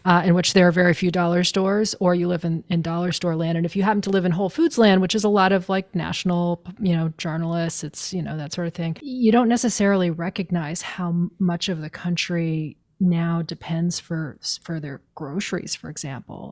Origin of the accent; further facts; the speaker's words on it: Maine, United States; I grew up in Maine